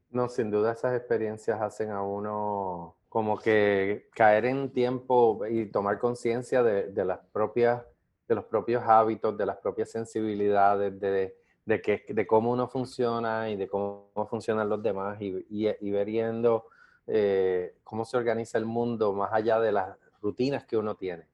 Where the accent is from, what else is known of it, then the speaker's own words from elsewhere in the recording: Puerto Rico; fue la primera vez que yo salí de Puerto Rico, de Estados Unidos